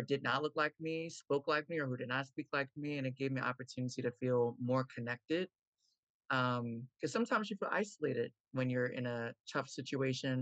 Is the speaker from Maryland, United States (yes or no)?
yes; Baltimore, Maryland, United States; I am coming from Baltimore, Maryland, born, raised, and still live here